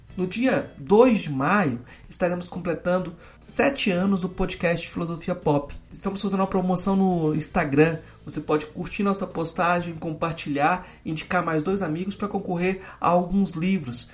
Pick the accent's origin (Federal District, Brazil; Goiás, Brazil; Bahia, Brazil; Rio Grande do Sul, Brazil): Goiás, Brazil; eu sou goiano, eu estou no contexto de Goiás